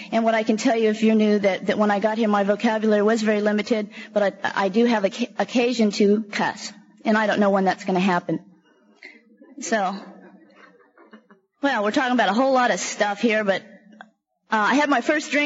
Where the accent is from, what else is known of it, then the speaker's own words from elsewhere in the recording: San Francisco, California, United States; also born or lived in San Jose / Alameda / Oakland; I grew up in San Francisco, Alameda, and Oakland most of the time in low-income housing. The majority of the time we lived out in the Fillmore District in San Francisco.